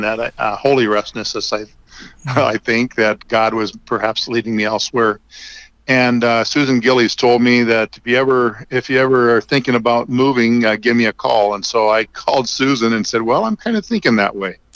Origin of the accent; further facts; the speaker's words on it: North Dakota, United States; moved away as an adult; now in Lincoln, United States; I grew up in North Dakota